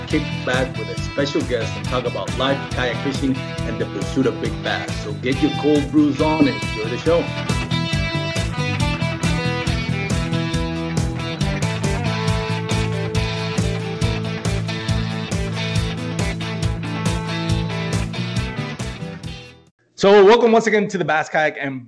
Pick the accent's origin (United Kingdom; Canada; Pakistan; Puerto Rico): Puerto Rico; moved away; So a lot of you know I was born and raised in Puerto Rico, and I'm from